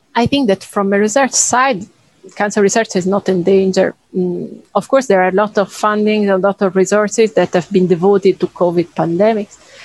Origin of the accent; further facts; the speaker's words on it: Italy; moved away as an adult; now in France; I'm from Italy.